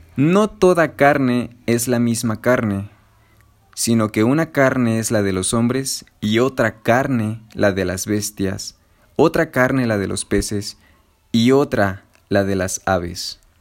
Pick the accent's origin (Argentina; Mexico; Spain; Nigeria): Mexico; somos morenos los mexicanos, porque vivimos en un trópico